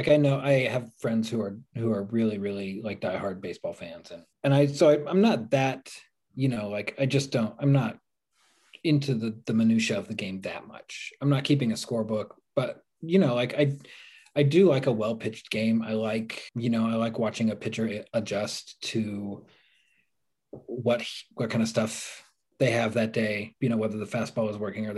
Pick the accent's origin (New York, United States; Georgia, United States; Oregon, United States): Oregon, United States; Portland; I grew up in the Northwest, so we really had... The Mariners were the closest that I had to a home team living in Portland